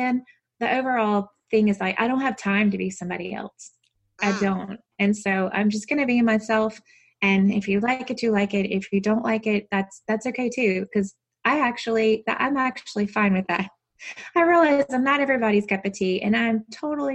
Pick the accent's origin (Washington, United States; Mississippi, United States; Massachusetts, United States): Mississippi, United States; accent: Southern; I'm from Mississippi